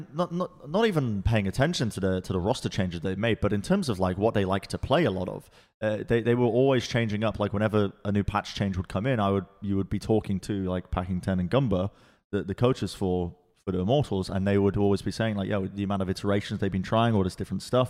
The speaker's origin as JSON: {"language": "English", "region": "England", "country": "United Kingdom", "tie": "born or raised there", "also_born_or_lived": "Los Angeles, United States", "moved": "as an adult", "lives_now": "Texas, United States", "said": "I was I was raised in England"}